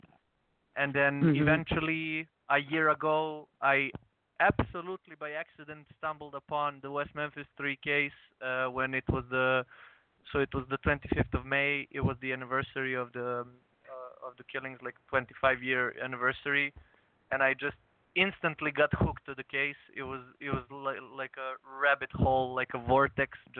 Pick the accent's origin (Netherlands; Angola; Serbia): Serbia; I'm from Serbia